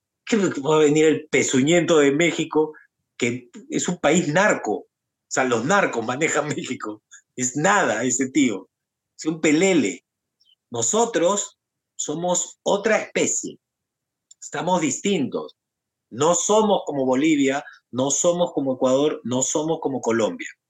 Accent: Peru; nosotros los peruanos

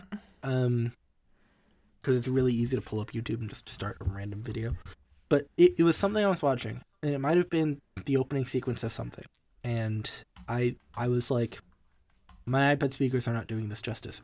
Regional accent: United States; I'm an American, and I'm used to the way American restaurants are

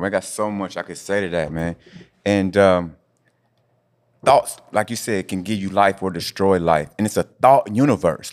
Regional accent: Indianapolis, Indiana, United States; moved away; my hometown, Indianapolis

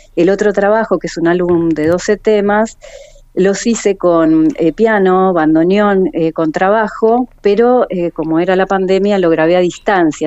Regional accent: Buenos Aires, Argentina; moved away as an adult; now in El Calafate, Argentina; soy nacida en Buenos Aires eh, y hace 20 años ya que estoy acá en la localidad

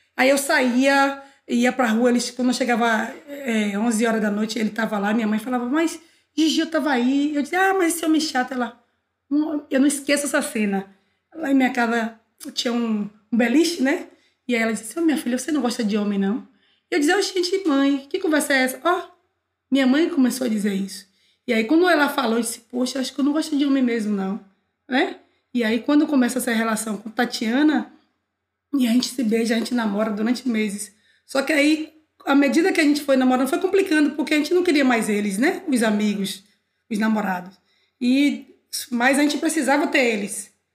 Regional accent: Salvador, Bahia, Brazil; sou nascida em Cosme de Farias, renascida em, no Gevelho da Federação

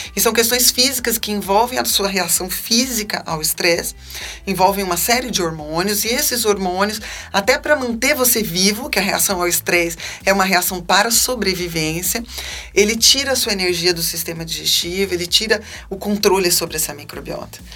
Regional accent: Campinas, São Paulo, Brazil; also born or lived in Salvador, Bahia; a gente tinha acabado de vir morar em Campinas. Eu tinha seis anos, a gente vinha da Bahia

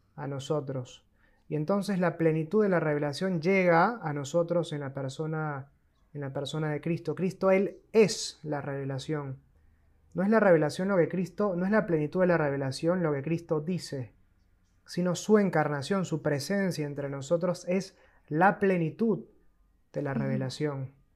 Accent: Peru; moved away as an adult; also born or lived in Argentina; soy peruano de nacimiento

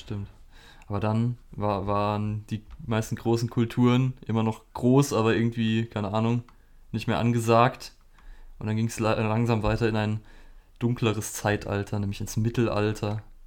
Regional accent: Germany; bei uns in Deutschland

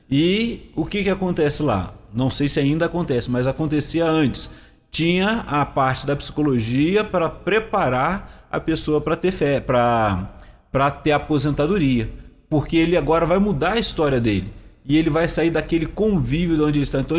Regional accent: Rio de Janeiro, Brazil; vim lá do interior do Rio

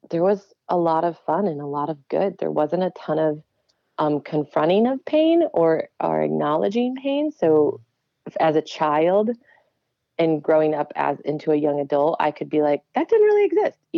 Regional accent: Yorkville, Illinois, United States; also born or lived in New York; So super like OG Yorkville suburb oh, of Chicago. I know where that like, is. Yeah, yeah born and raised. yeah, so I um, was yeah, grew up there and then um, went to grad school in New York.

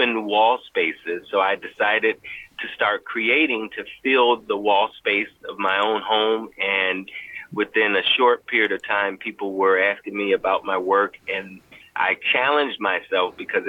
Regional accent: Chicago, Illinois, United States; I am a South Side of Chicago artist, born and raised on the South Side in the Rosemore area, which is near the Pullman District

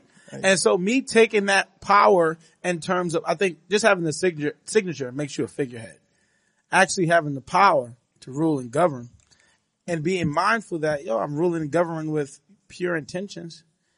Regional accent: United Kingdom; I am British.

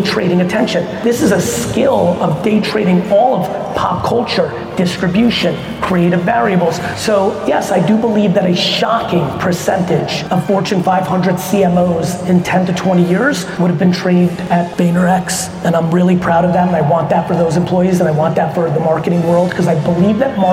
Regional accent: United States; also born or lived in Soviet Union; I came to the US when I was 3 and grew up in the 80s in America

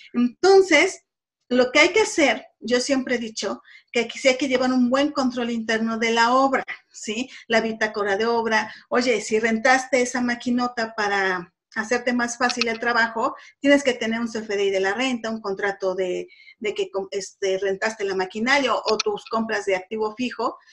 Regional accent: Puebla, Mexico; yo soy de Puebla

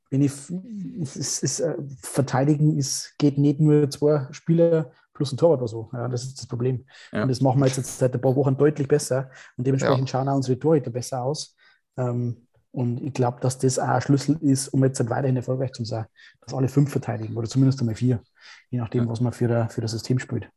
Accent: Straubing, Bavaria, Germany; bei uns in Straubing

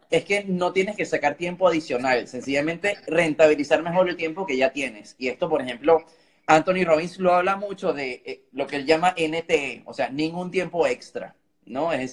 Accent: Germany; Spanish is a second language; mejor que yo, que soy el alemán, así que te felicito.

